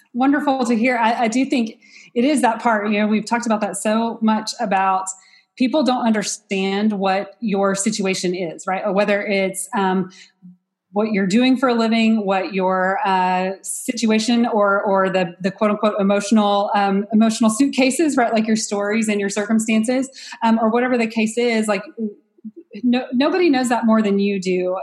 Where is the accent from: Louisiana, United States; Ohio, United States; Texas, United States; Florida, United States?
Texas, United States; I'm from Texas, but, um, and that I'm from a small town